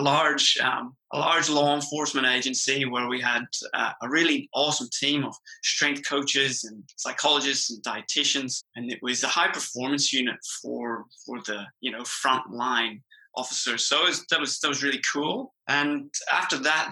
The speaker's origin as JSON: {"language": "English", "country": "Ireland", "tie": "born or raised there", "accent": "Irish", "moved": "as an adult", "lives_now": "Australia", "said": "I'm Irish"}